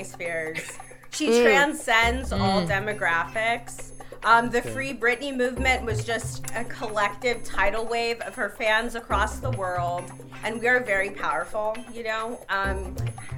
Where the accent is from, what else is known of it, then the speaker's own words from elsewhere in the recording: San Diego, California, United States; now in Los Angeles, United States; I'm from Los Angeles by way of San Diego.